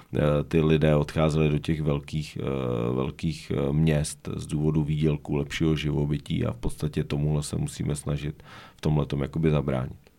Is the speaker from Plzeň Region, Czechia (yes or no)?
yes; Domažlice, Plzeň Region, Czechia; also born or lived in Stod; Pak jsem zbytek života strávil v Domažlicích na, na, na Chodsku